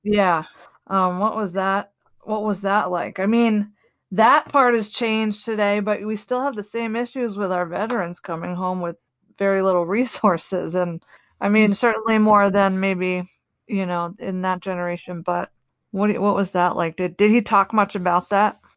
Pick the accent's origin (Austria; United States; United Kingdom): United States; the East Coast, Northeast; moved away; also born or lived in Boulder, Colorado / Denver; I'm from the East Coast, the Northeast